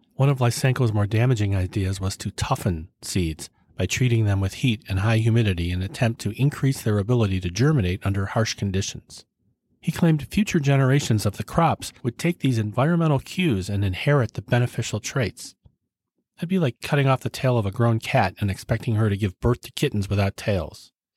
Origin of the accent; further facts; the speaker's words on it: United States; my lifetime as an American